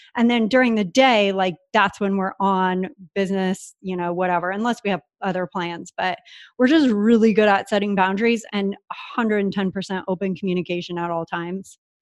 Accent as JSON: {"language": "English", "town": "San Diego", "region": "California", "country": "United States", "tie": "born or raised there", "moved": "as an adult", "lives_now": "Puerto Rico", "said": "I grew up in San Diego"}